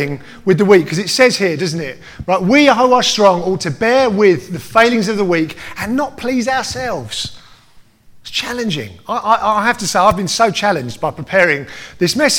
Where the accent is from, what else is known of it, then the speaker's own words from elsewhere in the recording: United Kingdom; I am, above everything else, British, right? Right? Absolutely, I'm British